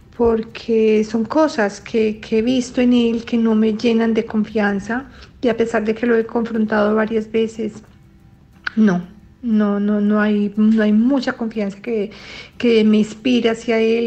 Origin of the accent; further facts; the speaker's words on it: Colombia; moved away as an adult; now in Brussels, Belgium; soy colombiana, pero vivo hace muchísimos años en Bruselas, Bélgica